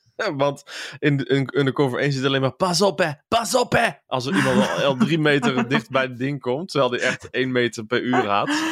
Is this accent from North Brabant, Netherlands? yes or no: yes; Waalwijk, North Brabant, Netherlands; also born or lived in Kaatsheuvel; ik ben geboren in Kaatsheuvel. En ik mhm. kom bij opgegroeid in, in Waalwijk